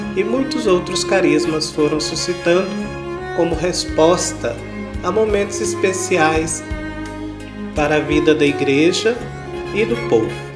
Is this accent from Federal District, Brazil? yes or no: no; Guapé, Minas Gerais, Brazil; Minha atuação na paróquia São Francisco de Assis, em Guapé, onde eu nasci e cresci